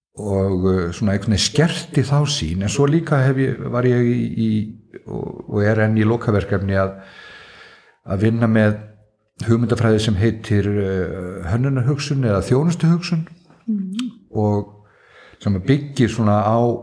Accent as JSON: {"language": "Icelandic", "area": "Svalbarðsströnd", "region": "Northeastern Region", "country": "Iceland", "tie": "born or raised there", "also_born_or_lived": "Akureyri", "said": "ég er alveg upp út á Svalbaströnd á bæ sem heitir Sunnulíð"}